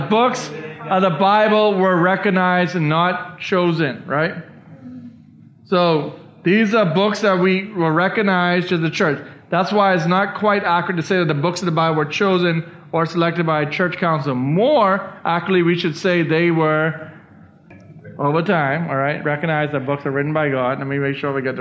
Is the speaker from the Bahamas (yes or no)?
yes; Bahamas; I was born in the Bahamas. I'm a Bahamian citizen.